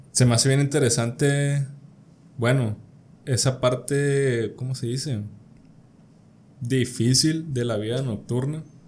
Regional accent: Culiacán, Sinaloa, Mexico; crecí alejado del tema aquí culichi de, de narcotráfico

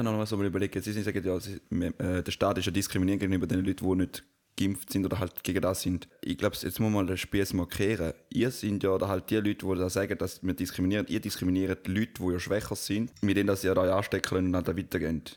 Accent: Switzerland

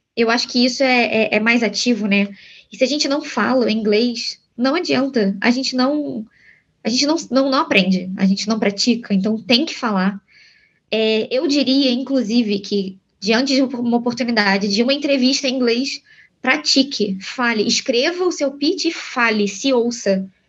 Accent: Brazil; Somos brasileiros, a gente não nasceu nos Estados Unidos.

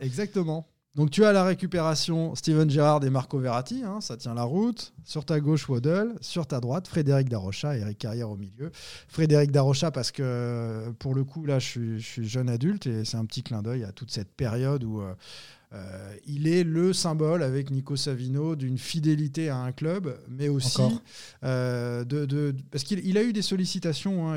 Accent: Nantes, Pays de la Loire, France; je suis Nantais, je suis Français

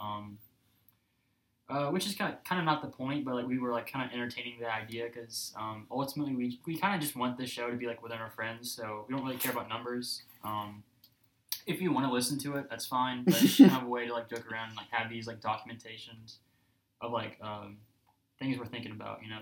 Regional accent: Alabama, United States; I grew up in Alabama.

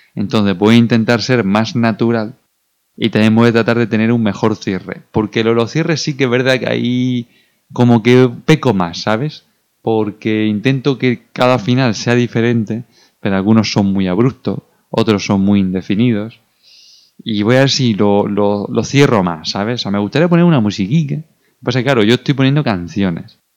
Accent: Region of Murcia, Spain; como buen murciano

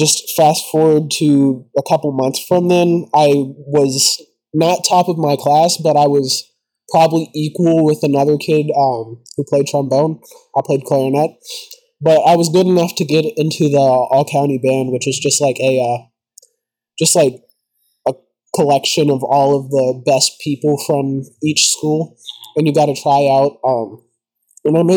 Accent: Louisville, Kentucky, United States; I'm from the Louisville area, Kentucky. I've been born here my whole life. I've lived here my whole life.

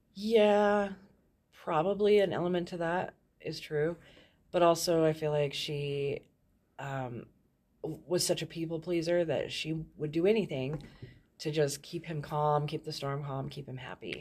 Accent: Thornton, Colorado, United States; I grew up in Thornton, um, Colorado

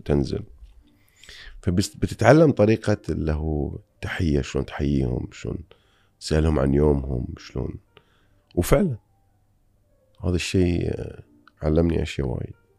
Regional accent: Bahrain; أنا جاي من البحرين أو من الخليج

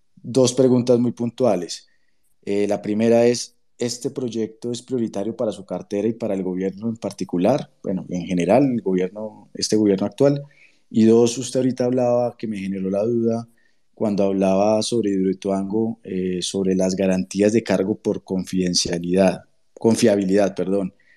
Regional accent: Eastern Caldas, Colombia; yo soy oriundo del Oriente de Caldas

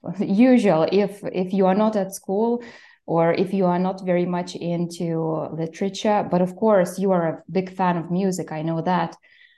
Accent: Lithuania; English is a second language; Yes, I'm from Lithuania.

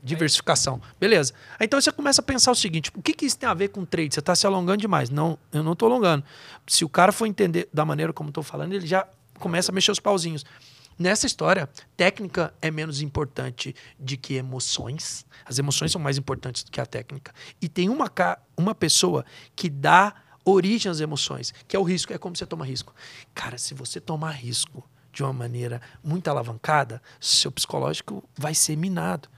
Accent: Goiás, Brazil; moved away; Eu venho lá de Goiás

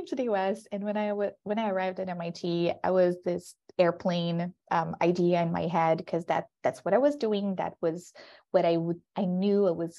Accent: Brazil; moved away as an adult; now in United States; I'm originally from Brazil, and I come from an island that is like a touristic island

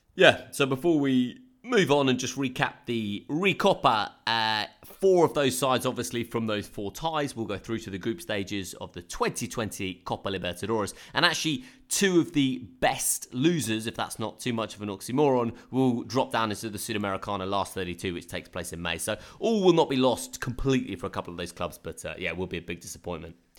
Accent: Brighton, South East England, United Kingdom; I grew up in Brighton

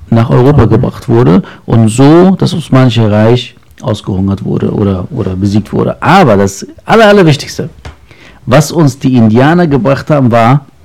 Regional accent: Lebanon; born there; ich bin Mensch, aber äh, ich bin ja in Libanon geboren.

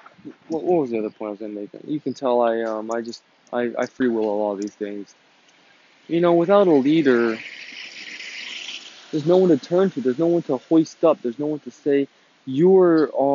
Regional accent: United States; I'm an American citizen

